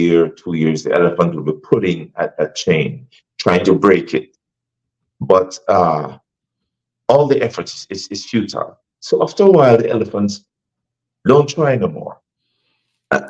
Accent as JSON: {"language": "English", "country": "Jamaica", "tie": "born or raised there", "also_born_or_lived": "Africa", "moved": "as an adult", "lives_now": "United States", "said": "I was born in Jamaica, and I've been in the States a long time."}